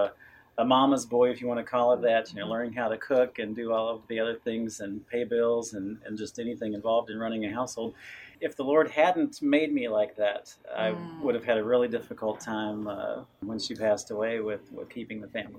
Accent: Fulks Run, Virginia, United States; I grew up here in the Shenandoah Valley in Folks Run, and that's still my home today.

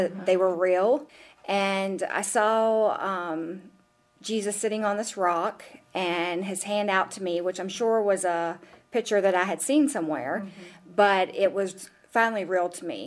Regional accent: Elkton, Virginia, United States; also born or lived in Charlottesville, Virginia; I was born and raised in Elkton, Virginia, and I have lived there my entire life, except for approximately 2 years in Charlottesville

